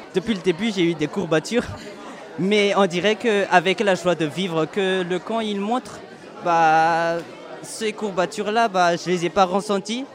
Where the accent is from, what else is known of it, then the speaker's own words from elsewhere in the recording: Madagascar; moved away as an adult; now in Tarbes, France; j'ai 18 ans, je viens de Madagascar, donc euh, j'ai jamais voyagé en soi. C'est la première fois, je me suis dit, allez pour les études, hein, go pour la France